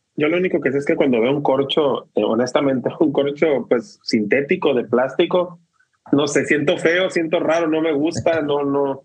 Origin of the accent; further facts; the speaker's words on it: Mexico; somos mexicanos